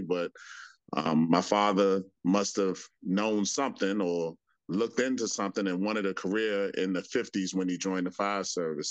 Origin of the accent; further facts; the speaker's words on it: Washington, District of Columbia, United States; I'm a, a native Washingtonian. Um, I grew up in Washington D.C., Northeast Washington D.C.